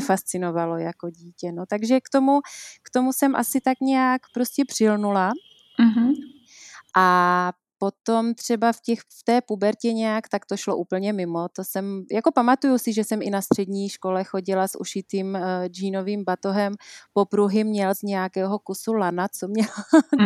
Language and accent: Czech; Příbor, Moravian-Silesian Region, Czechia; accent: Moravian; moved away as an adult; also born or lived in Germany / England / Frýdek-Místek; now in Prague, Czech Republic; přestože jsme z Moravy, což je asi slyšet eh, na mém přízvuku, že jsem Moravačka z Příbora, okres Nový Čín